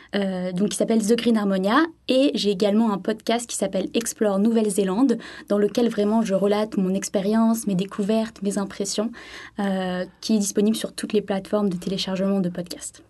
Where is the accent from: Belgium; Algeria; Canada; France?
France; Sainte-Maxime, Provence-Alpes-Côte d'Azur; moved away as an adult; now in Christchurch, New Zealand; je suis originaire du sud de la France, de Sainte-Maxime plus précisément